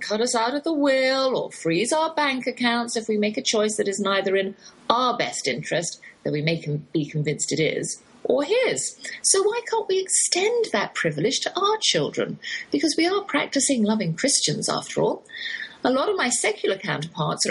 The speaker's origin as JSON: {"language": "English", "region": "England", "country": "United Kingdom", "accent": "English", "moved": "yes", "lives_now": "Texas, United States"}